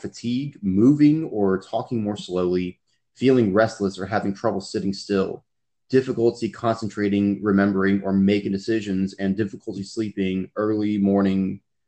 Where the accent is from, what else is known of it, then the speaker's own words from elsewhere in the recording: Texas, United States; also born or lived in California; We moved to Texas from California